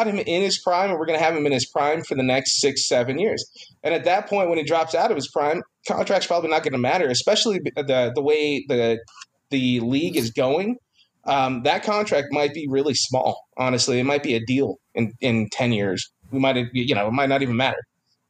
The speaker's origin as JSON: {"language": "English", "town": "Rosamond", "region": "California", "country": "United States", "said": "We're from Rosemond."}